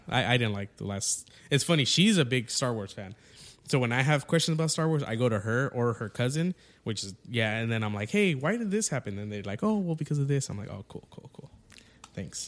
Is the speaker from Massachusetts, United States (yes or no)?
no; Yuma, Arizona, United States; I'm from Yuma, so, like, there's nothing happening out there.